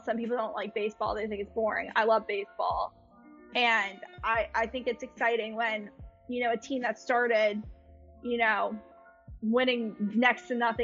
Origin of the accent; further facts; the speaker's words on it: Boston, Massachusetts, United States; moved away; also born or lived in Pennsylvania; Boston's my home.